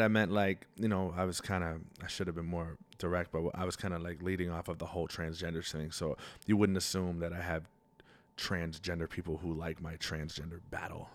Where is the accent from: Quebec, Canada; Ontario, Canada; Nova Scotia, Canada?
Nova Scotia, Canada; Halifax; I grew up in the North End